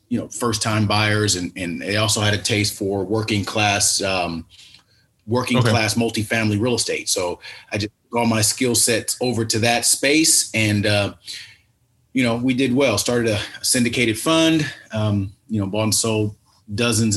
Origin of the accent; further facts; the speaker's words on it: Los Angeles, California, United States; Born and raised in Los Angeles, in South Los Angeles